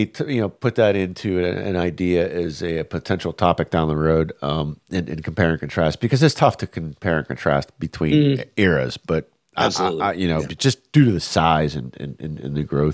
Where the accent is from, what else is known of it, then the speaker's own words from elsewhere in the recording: Cheswick, Pennsylvania, United States; I worked at a local swimming pool company down there where I grew up in Cheswick called Cheswick Pools